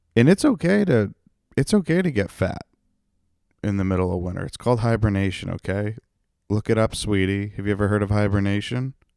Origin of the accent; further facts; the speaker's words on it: North Attleboro, Massachusetts, United States; my hometown of North Attleboro.